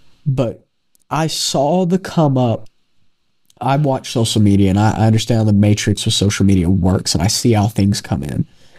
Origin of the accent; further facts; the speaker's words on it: North Carolina, United States; We're from North Carolina.